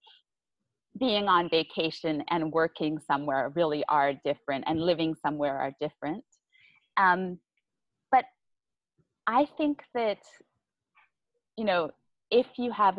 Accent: Vancouver Island, British Columbia, Canada; moved away as an adult; now in Vietnam; I'm from Vancouver Island

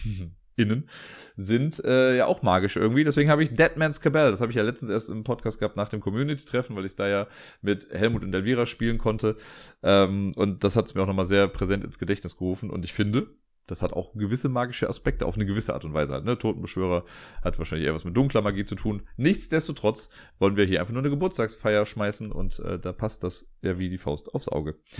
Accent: Cologne, North Rhine-Westphalia, Germany; was für mich als Kölner natürlich super ist, weil ich ja einer der wenigen Kölner bin, die mit Karneval nicht viel anfangen können

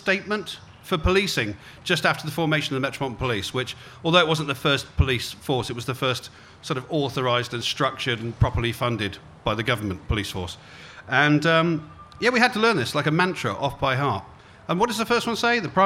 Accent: Cornwall, South West England, United Kingdom; moved away as an adult; also born or lived in London; having grown up in Cornwall

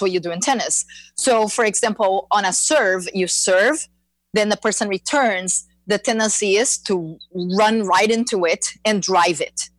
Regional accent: Brazil; moved away as an adult; now in Florida, United States; I am uh, born and raised in Brazil

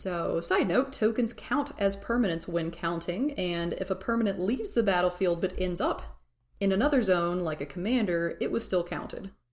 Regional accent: Tennessee, United States; I'm from Tennessee

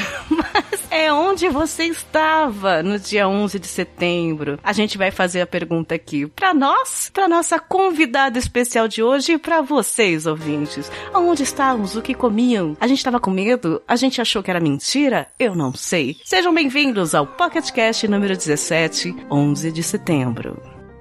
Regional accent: São Paulo, Brazil; eu sou de São Paulo

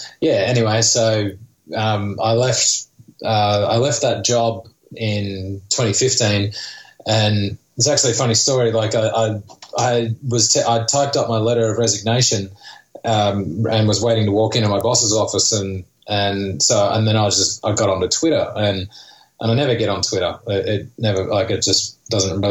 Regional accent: Sydney, New South Wales, Australia; moved away as an adult; now in United States; I'm from Sydney, Australia

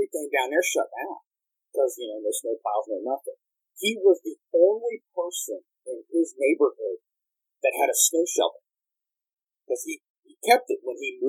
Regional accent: Midwest, United States; I'm from the Midwest

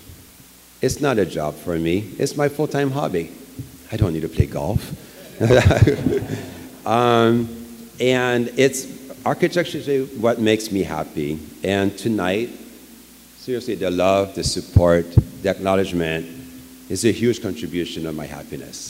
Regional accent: Quebec, Canada; English is a second language; moved away as an adult; also born or lived in Alberta; now in Los Angeles, United States

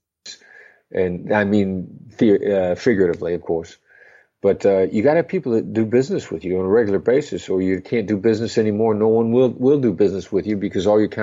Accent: Midwestern United States, United States; I grew up in the Midwestern United States

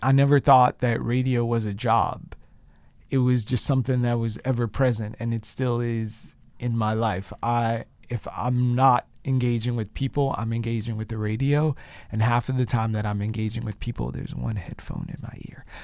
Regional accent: Chicago, Illinois, United States; moved away as an adult; also born or lived in Boston / Mississippi; now in Brooklyn, United States; I'm a city kid. I'm from Chicago

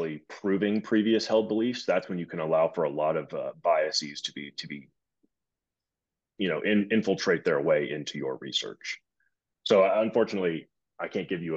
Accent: Alabama, United States; moved away as an adult; now in Bronx, United States; I'm from Alabama, even though I am currently in the Boogie Down Bronx.

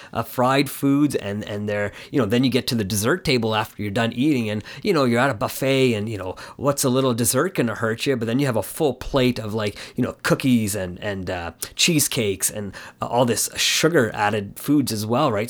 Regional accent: Canada; my parents had moved from, uh, in, Ca, India to Canada, and my, and I was born here in Canada

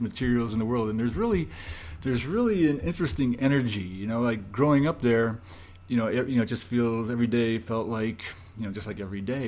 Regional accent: Scranton, Pennsylvania, United States; moved away; I grew up in Scranton, Pennsylvania

